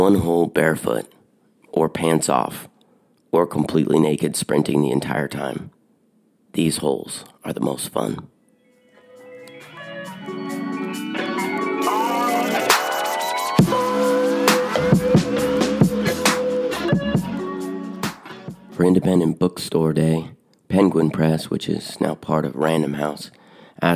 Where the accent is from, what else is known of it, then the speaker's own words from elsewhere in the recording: Eugene, Oregon, United States; my hometown, Eugene, Oregon